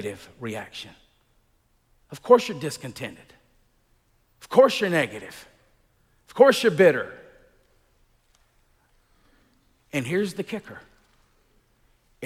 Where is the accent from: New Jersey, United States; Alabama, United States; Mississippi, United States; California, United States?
Alabama, United States; Elba; moved away; I grew up in Elba